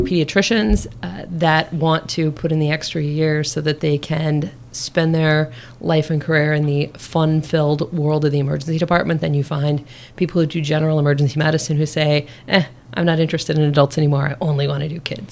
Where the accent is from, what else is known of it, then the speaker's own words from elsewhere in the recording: Nebraska, United States; moved away as an adult; also born or lived in Chicago, Illinois; now in Maryland, United States; born and raised in Nebraska